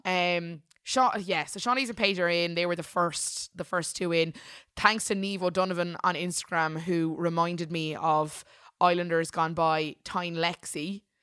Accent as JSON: {"language": "English", "country": "Ireland", "said": "we're Irish"}